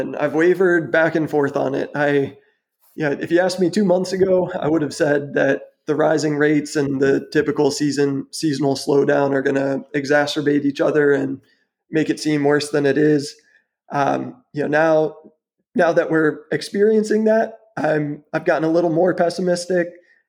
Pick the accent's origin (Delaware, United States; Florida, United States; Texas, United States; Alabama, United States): Texas, United States; Houston; also born or lived in Wisconsin; now in Austin, United States; I was born and raised in Houston, and like to say I studied abroad at Wisconsin. Stayed up north for a few years, got my degree there. Moved back to Austin like 8 years ago now.